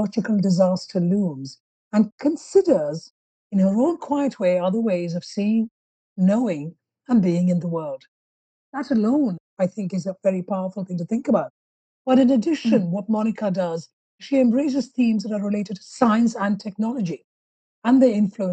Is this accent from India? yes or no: yes; India; moved away as an adult; now in United Kingdom; I'm not Mexican, but I am Indian, but I am also British